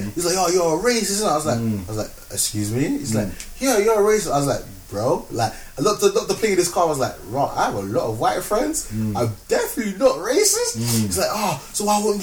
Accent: Croydon, London, United Kingdom; also born or lived in Ghana; I'm from Croydon, innit? I'm from Norbury

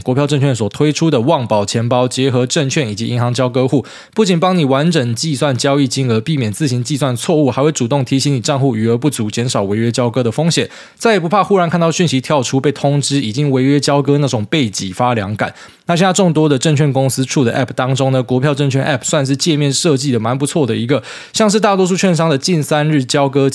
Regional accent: Miaoli County, Taiwan; 我以为只有他妈我们苗栗人会整天在那边放烟火

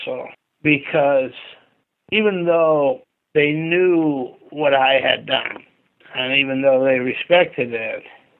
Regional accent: Michigan, United States; growing up in Michigan

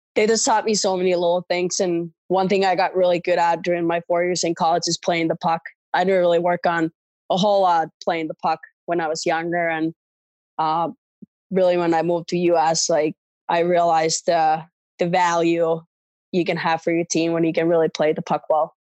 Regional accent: Espoo, Uusimaa, Finland; moved away as an adult; growing up in Finland

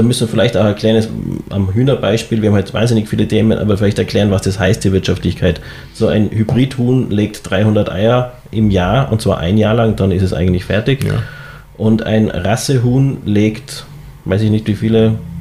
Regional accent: Tyrol, Austria; ich als Tiroler

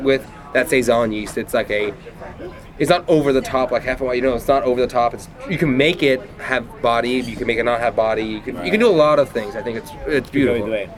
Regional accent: Northern Ireland, United Kingdom; Well, I'm from Northern Ireland, so I like

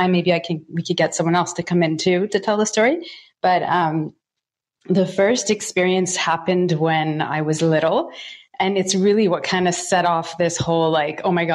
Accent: Toronto, Ontario, Canada; I was born in Thornhill and in Toronto, Ontario

